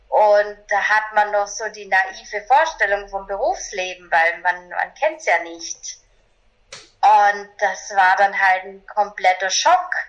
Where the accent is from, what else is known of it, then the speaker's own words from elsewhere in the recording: Bavaria, Germany; born there; ich bin 1982 in einem kleinen Dorf in Bayern geboren und habe eben so ganz normale Laufbahn gemacht